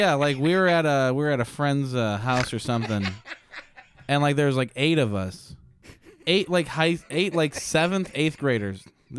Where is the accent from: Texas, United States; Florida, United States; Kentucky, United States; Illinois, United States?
Illinois, United States; Chicago; I grew up in Chicago.